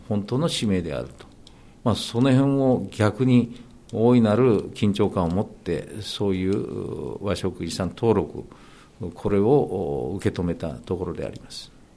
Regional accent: Japan; 私は日本に生まれて日本に育って

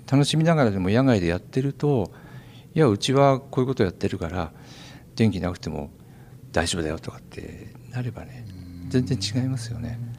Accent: Kanto, Japan; now in Fukushima, Japan; あの実は自分はね、うん、あの福島出身ではないんですよ。うんうん、で、まあ、関東からこっちに

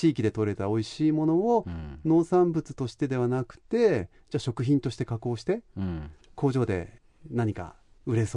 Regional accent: Ichinomiya, Aichi, Japan; also born or lived in Brussels, Belgium; ヨーロッパに出たからこそ自分の生まれ故郷の愛知県一宮市を強く意識した

